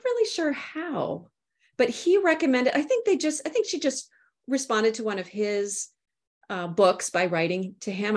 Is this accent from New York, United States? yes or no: no; Minnesota, United States; also born or lived in St Andrews, Scotland; I'm from Minnesota. That's where I'm, uh, broadcasting from here today.